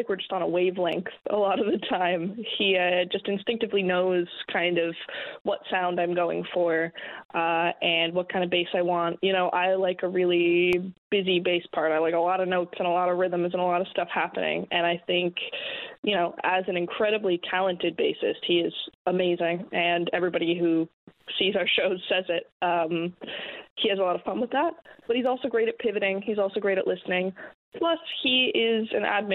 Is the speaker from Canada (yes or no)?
yes; St. John's, Newfoundland and Labrador, Canada; I'm from here. I grew up right downtown